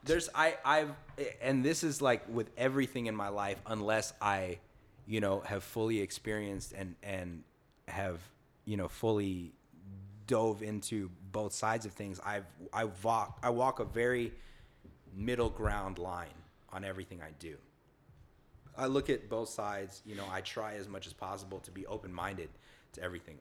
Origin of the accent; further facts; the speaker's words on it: the South, United States; moved away; also born or lived in California; I was born here, but I grew up in the South